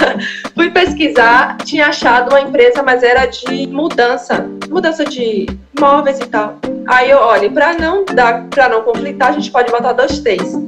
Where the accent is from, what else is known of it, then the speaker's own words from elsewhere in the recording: Salvador, Bahia, Brazil; Eu nasci aqui em plataforma, só que na, na comunidade